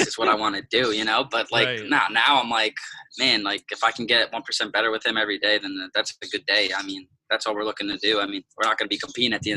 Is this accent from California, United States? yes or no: no; New Jersey, United States; moved away as an adult; my parents and everybody that supported me growing up in New Jersey wrestling